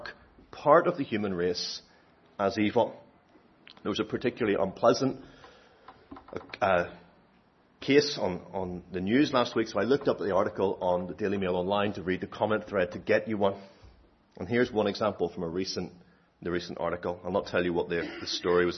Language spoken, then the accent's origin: English; Northern Ireland, United Kingdom; I'm Northern Irish